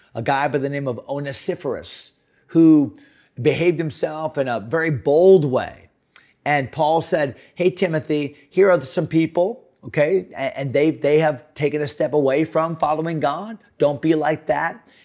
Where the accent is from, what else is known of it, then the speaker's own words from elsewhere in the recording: Connecticut, United States; now in Virginia, United States; I grew up in Connecticut